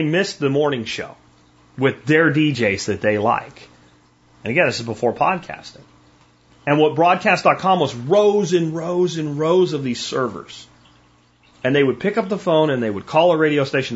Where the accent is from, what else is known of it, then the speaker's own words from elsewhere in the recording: Pennsylvania, United States; I grew up in Pennsylvania, almost everybody was in that church on Sunday